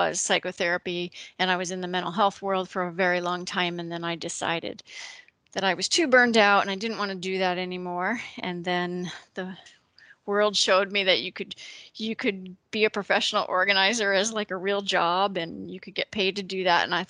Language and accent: English; Connecticut, United States; moved away as an adult; now in Ohio, United States; I am originally from Connecticut.